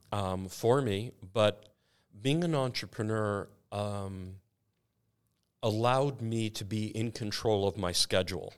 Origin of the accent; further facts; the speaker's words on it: Canada; I'm so Canadian.